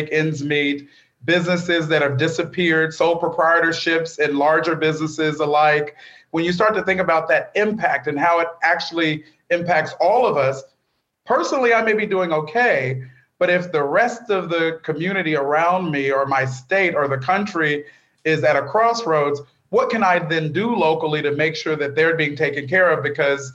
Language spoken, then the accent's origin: English; Bakersfield, California, United States; the faith community I grew up in Bakersfield, California